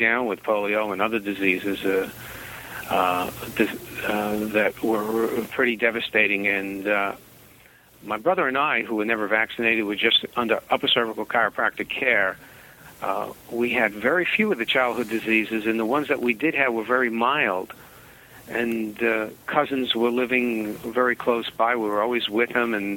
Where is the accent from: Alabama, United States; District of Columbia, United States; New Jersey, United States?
New Jersey, United States; Jersey City; We grew up in Jersey City, New Jersey, and that's a very big city